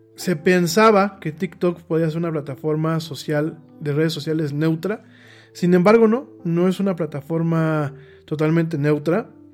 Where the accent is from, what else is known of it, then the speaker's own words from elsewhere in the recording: Mexico; A mí como mexicano